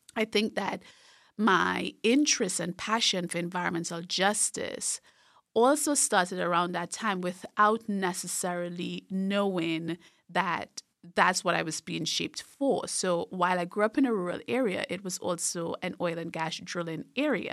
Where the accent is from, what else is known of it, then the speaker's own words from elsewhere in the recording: Trinidad & Tobago; moved away; I grew up in a very rural part of Trinidad and Tobago, so in the southern part of the larger island, which is Trinidad